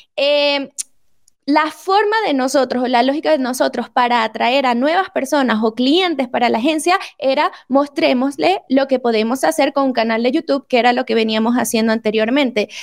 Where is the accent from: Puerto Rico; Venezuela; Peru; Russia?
Venezuela; now in Mexico; aquí en México, yo soy venezolana y me quedé en México